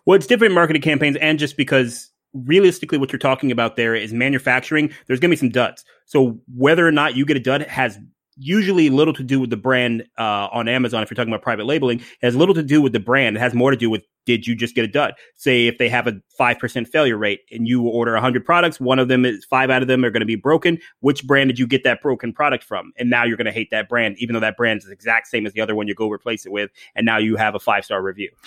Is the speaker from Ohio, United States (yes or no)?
yes; Ohio, United States; now in Tampa, United States; I grew up in Ohio, so, uh, not too far from the Great White North